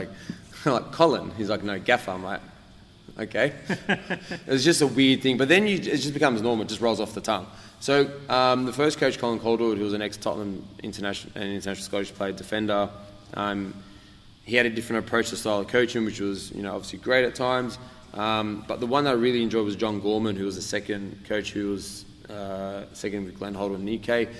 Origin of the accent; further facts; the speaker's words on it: Australia; I'm from Australia